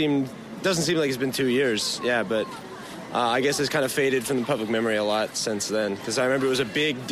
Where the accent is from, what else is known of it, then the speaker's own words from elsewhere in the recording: Florida, United States; now in South Korea; I'm from Florida.